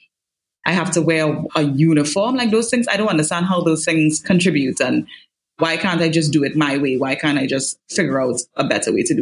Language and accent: English; Diego Martin and St. James, Trinidad & Tobago; I grew up in West Trinidad in Diego Martin and St. James